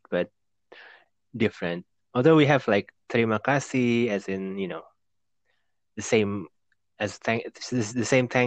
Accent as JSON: {"language": "English", "country": "Indonesia", "second_language": "English", "said": "I think they know they know I'm Indonesian"}